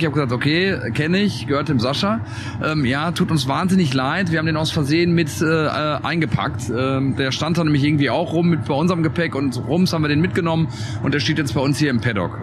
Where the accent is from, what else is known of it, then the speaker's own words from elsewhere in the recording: Germany; wir kommen aus Deutschland